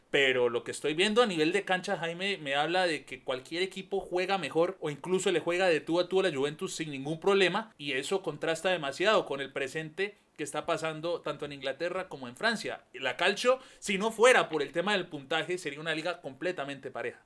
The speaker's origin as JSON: {"language": "Spanish", "country": "Panama", "said": "haber dicho que soy de Panamá"}